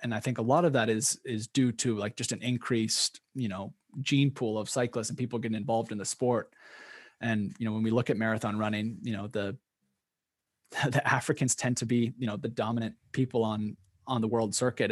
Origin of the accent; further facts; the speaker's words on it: Oregon, United States; I grew up in Oregon, which has a huge cyclocross scene